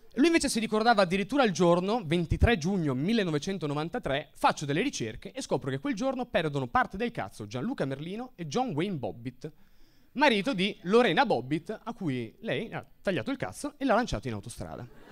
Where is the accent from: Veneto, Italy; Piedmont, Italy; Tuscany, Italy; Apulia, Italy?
Veneto, Italy; sono metà marocchino, metà siciliano, ma sono cresciuto in Veneto